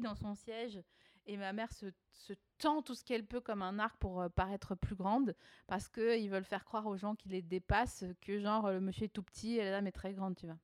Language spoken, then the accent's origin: French; Haut-Rhin, Alsace, Grand Est, France; moved away; also born or lived in Vosges; après avoir être née dans les Vosges, j'ai grandi en Alsace, dans le Haut-Rhin.